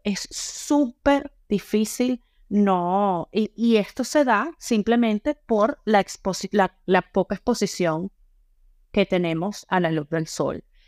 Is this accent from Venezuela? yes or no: yes; Venezuela; also born or lived in Panama; now in Ireland; Nosotros en Venezuela